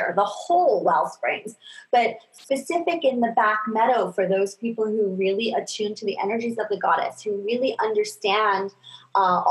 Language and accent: English; New York, United States; I was raised in New York